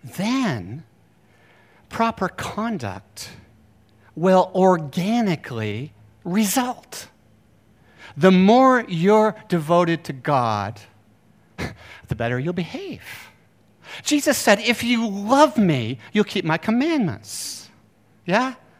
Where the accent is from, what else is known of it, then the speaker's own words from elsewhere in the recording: Bar Harbor, Maine, United States; I grew up in Bar Harbor, Maine